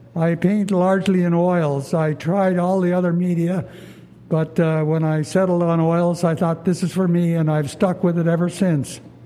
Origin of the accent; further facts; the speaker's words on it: Ottawa, Ontario, Canada; this is my hometown, so I guess I have a good feel for Ottawa.